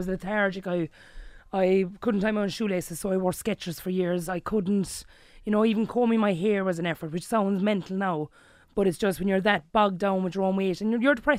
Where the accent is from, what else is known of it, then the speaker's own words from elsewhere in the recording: Kilbehenny, Munster, Ireland; I'm from Kilbenny, a small village in County Limerick.